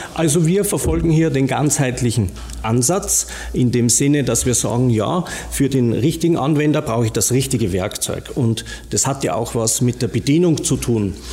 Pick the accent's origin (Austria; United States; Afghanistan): Austria; accent: Austrian; moved away as an adult; now in Rosenheim, Germany; wie man hört, äh, an meinem äh, vielleicht noch österreichischen Akzent erkennbar, lebe aber mittlerweile in Bayern